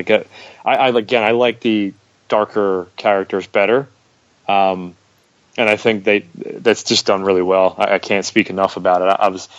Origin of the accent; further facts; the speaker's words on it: United States; I'm obviously American.